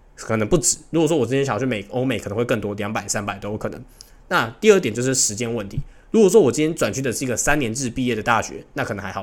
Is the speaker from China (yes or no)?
no; Taiwan; moved away as an adult; now in Hong Kong; 身为台湾人